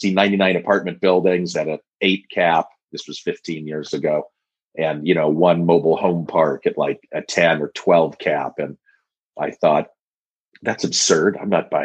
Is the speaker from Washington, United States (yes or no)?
no; Denver, Colorado, United States; I grew up in Denver.